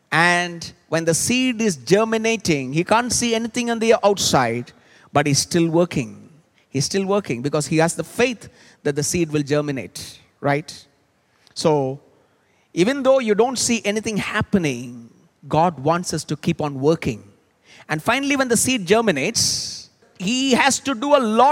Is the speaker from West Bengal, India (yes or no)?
yes; Kolkata, West Bengal, India; When I was growing up, I was in Calcutta